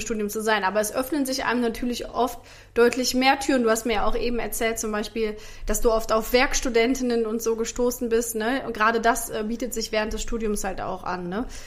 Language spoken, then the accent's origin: German; Rhineland, Germany; accent: Rhenish dialect; ich hatte so einen richtigen, oder habe ich immer noch, einen rheinischen Dialekt